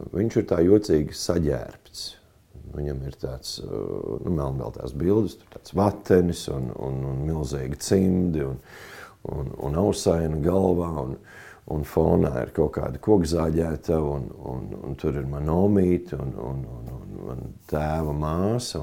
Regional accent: Talsi, Talsi Municipality, Latvia; now in Kuldīga, Latvia; dzimis Talsos un atgriezies esmu savā senču pilsētā, jo te ir, kā teikt, cēlusies man dzimta

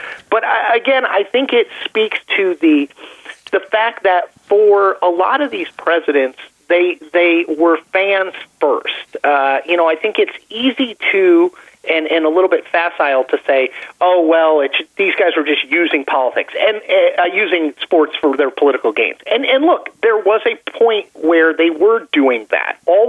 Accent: Connecticut, United States; I'm from Connecticut, and so I grew up duck pin bowling.

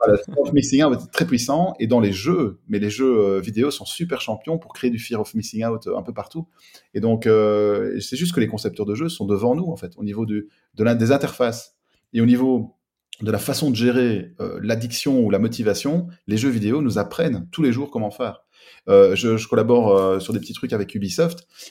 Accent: Belgium; also born or lived in Liège / south of France; je vis à cheval entre le sud de la France et la Belgique, puisque je suis belge et que mes sociétés sont en Belgique

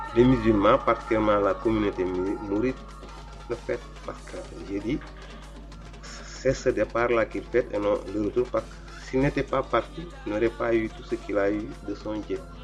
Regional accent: Senegal; je suis du Sénégal

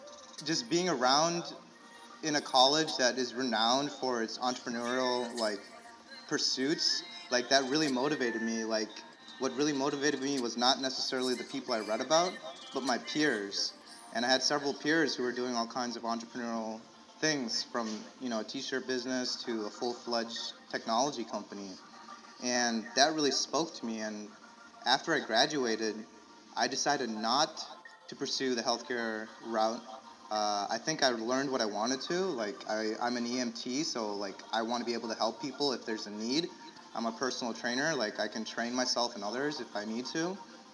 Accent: San Francisco, California, United States; also born or lived in Illinois; But I was told I was born in San Francisco. I was raised in Cali. I was a Cali boy.

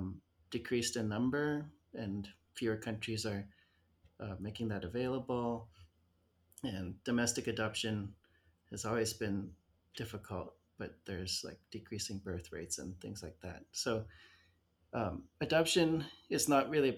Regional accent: Arizona, United States; moved away; I grew up in Arizona

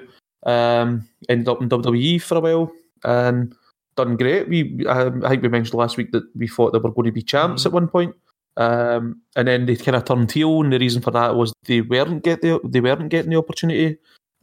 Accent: Scotland, United Kingdom; We're Scottish.

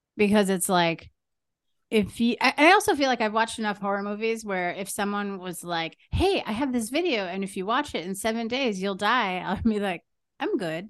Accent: Green Bay, Wisconsin, United States; I'm from Green Bay

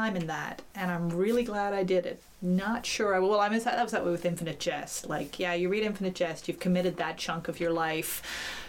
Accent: St. John's, Newfoundland and Labrador, Canada; the one I grew up in, growing up in St. John's

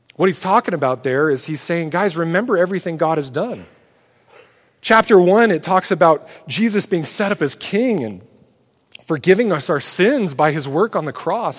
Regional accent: United States; We as American Christians

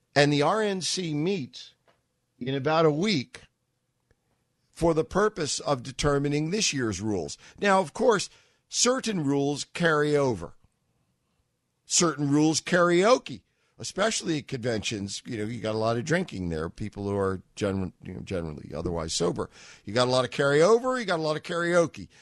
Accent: New York, United States; I'm a New Yorker

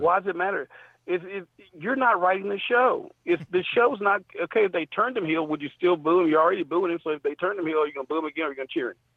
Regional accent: Memphis, Tennessee, United States; I'm from Memphis, so we in Memphis don't chop

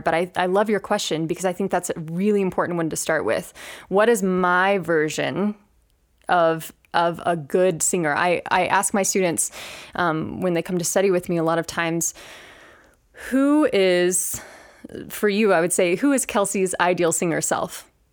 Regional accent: Chattanooga, Tennessee, United States; moved away as an adult; also born or lived in Denver; now in Grand Junction, United States; I am originally from Chattanooga, Tennessee

